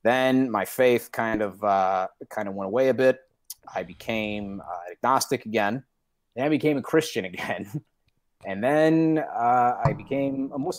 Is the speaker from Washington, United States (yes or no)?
no; Detroit, Michigan, United States; went to a Catholic school, actually, University of Detroit Jesuit High School and Academy in Detroit